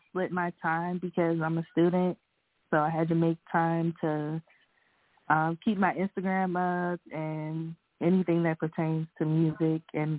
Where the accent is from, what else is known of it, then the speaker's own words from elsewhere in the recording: Maryland, United States; I'm from Maryland.